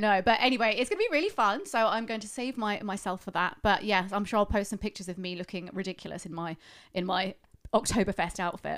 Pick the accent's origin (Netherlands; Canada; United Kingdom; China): United Kingdom; Being British